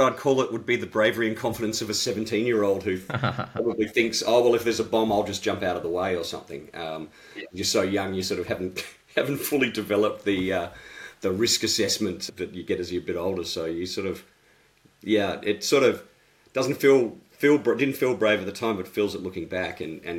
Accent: Adelaide, South Australia, Australia; moved away as an adult; also born or lived in Christchurch, New Zealand; I was born in Adelaide and I spent my first few years of life there. And then I did have a little stint in New Zealand, in Christchurch, between the ages of about 8 and 10.

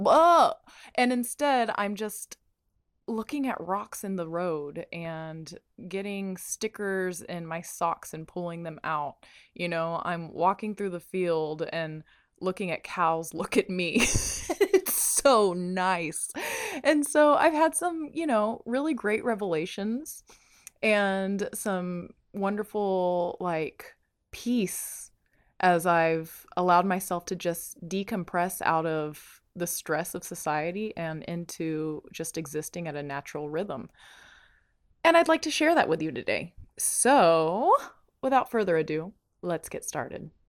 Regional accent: Bandera, Texas, United States; moved away; I'm back in Bandera, Texas, my hometown

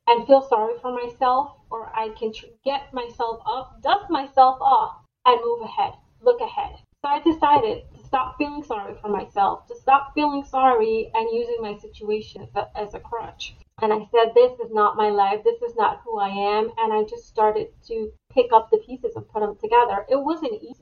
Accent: New York, United States; moved away as an adult; now in Florida, United States; I moved from New York, where I was raised, to Florida

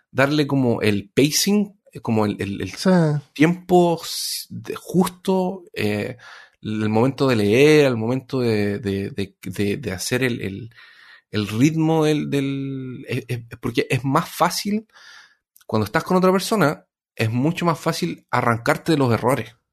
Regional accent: Cuba; como buen cubano, casi me ofendo

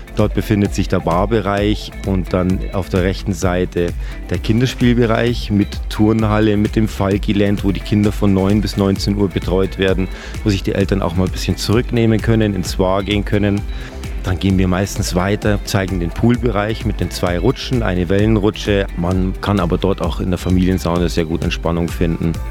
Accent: Bavaria, Germany; now in Austria; Aus Deutschland, ich bin selber Deutscher, ich bin Bayer

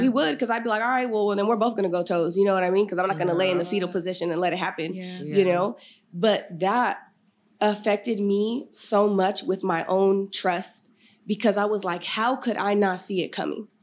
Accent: Sacramento, California, United States; also born or lived in Galt, California; I was born here in Sacramento, California, uh, North Highlands to be specific

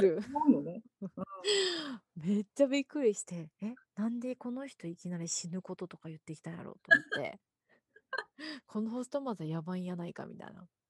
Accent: Fukuoka, Japan; accent: Chikugo-ben; moved away as an adult; now in United States; 福岡出身であの福岡の中でも、うん、博多じゃないんですよね私は博多なんてそんな都会なところじゃないです私は すんごい田舎なの

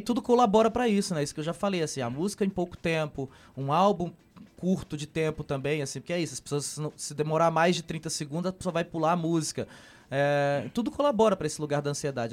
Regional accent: Ceará, Brazil; quando saio do Ceará, que chego no Sudeste como ator nordestino, sou questionado pelo meu sotaque

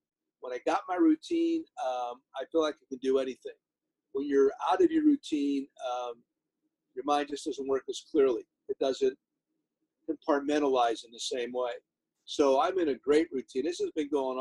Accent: Hazleton, Pennsylvania, United States; now in Long Beach, United States; I grew up in Pennsylvania

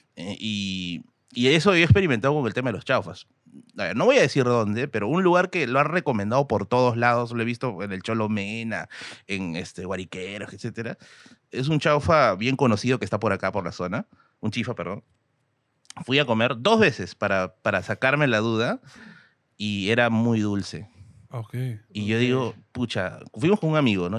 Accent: Tacna, Peru; Yo soy de Tacna, pero como dije, mi papá es de Puno

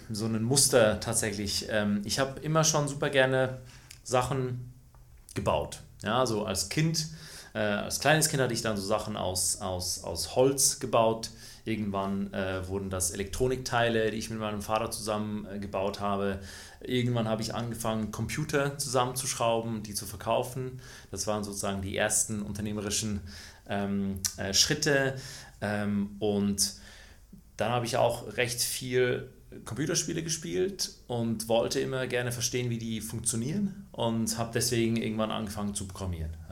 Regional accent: Switzerland; Ich bin in der Schweiz äh, groß geworden, ähm, das hört man auch.

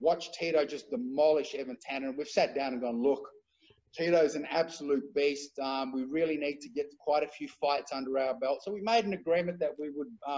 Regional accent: Australia; I'm the Australian UFC and MMA pioneer

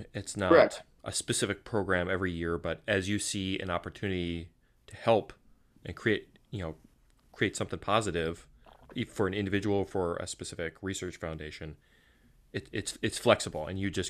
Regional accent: Minnesota, United States; I'm a Minnesotan. How could I pick just one?

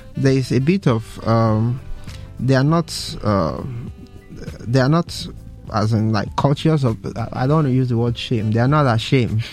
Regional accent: Nigeria; as a Nigerian

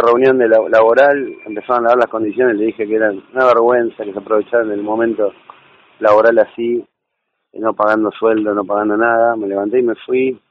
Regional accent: Buenos Aires Province, Argentina; nosotros somos de provincia de Buenos Aires

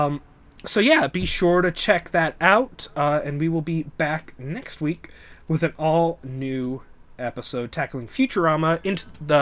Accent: United States; I grew up in America

